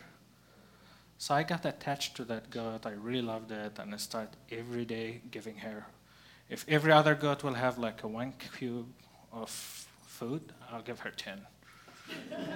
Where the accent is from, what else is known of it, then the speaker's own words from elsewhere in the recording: Gaza, Gaza Strip, Palestine; moved away as an adult; now in Portland, United States; growing up in Gaza, in a sort of way, defined who I am